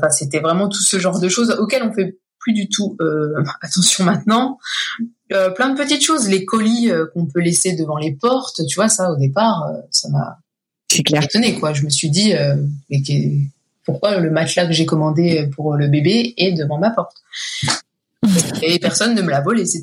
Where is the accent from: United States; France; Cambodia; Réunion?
United States; Midwest; French is a second language; euh, aussi ben, par chez moi dans le Midwest.